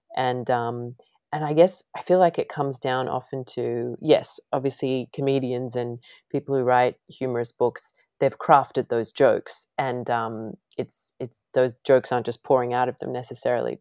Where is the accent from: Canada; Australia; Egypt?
Australia; moved away as an adult; now in United States; being Australian